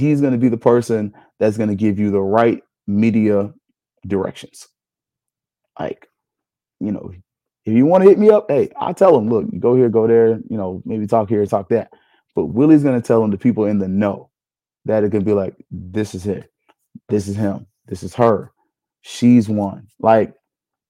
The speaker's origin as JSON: {"language": "English", "town": "Tallahassee", "region": "Florida", "country": "United States", "said": "I'm from Tallahassee"}